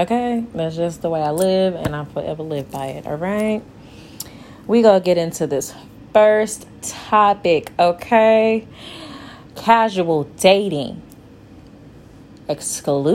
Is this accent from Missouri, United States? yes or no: yes; St. Louis, Missouri, United States; I am from St. Louis, Missouri